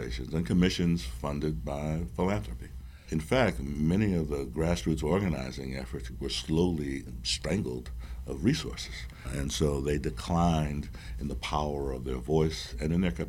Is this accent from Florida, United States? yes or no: no; Providence, Rhode Island, United States; I'm from Providence